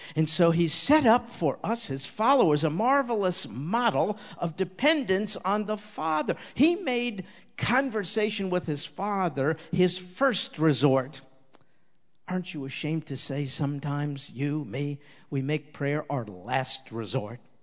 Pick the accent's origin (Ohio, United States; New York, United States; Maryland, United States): New York, United States; I was raised in New York, kind of a street kid